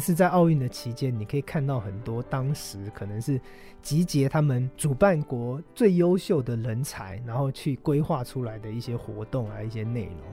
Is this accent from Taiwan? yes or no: yes; Taiwan; 可能我是台湾人